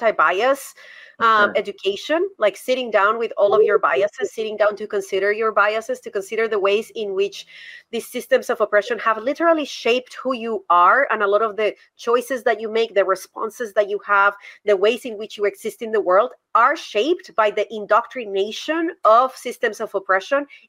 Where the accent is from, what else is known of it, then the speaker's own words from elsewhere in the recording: Colombia; English is a second language; now in United States; I learned English in Colombia. I didn't learn English in the United States. I learned English in Colombia.